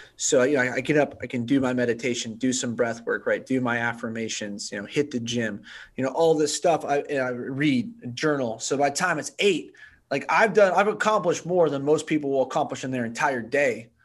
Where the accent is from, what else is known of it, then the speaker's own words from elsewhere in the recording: Bay Area, California, United States; I grew up in the Bay Area